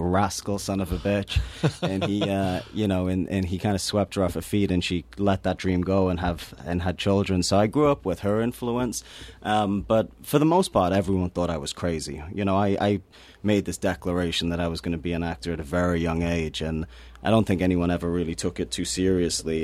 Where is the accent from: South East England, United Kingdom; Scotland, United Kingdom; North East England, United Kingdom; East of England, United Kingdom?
North East England, United Kingdom; Newcastle upon Tyne; moved away; I come from Newcastle-upon-Tyne, which is a, a very depressed working class city in the north of England